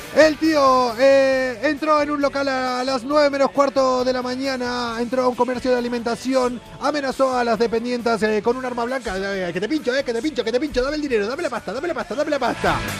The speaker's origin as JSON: {"language": "Spanish", "country": "Argentina", "moved": "yes"}